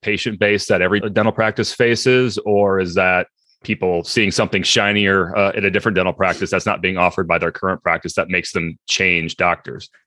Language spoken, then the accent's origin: English; Iowa, United States; moved away; I grew up as a kid in a very, uh, rural part of Iowa